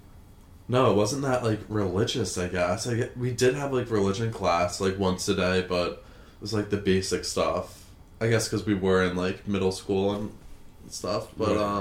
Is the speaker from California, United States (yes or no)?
no; Long Island, New York, United States; I grew up on Long Island with three other siblings and my two parents